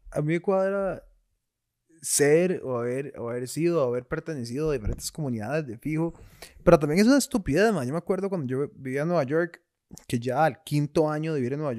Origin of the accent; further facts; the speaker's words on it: Costa Rica; Ni sentí orgullo de decir como, sí, madre, yo soy tico.